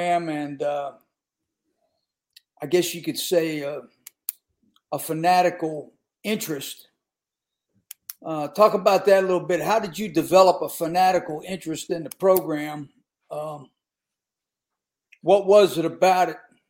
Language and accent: English; Western Pennsylvania, United States; moved away; I grew up in Western PA